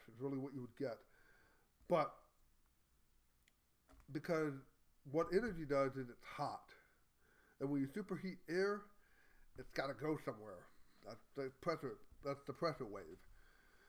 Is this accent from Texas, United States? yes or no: yes; Texas, United States; I'm a Texan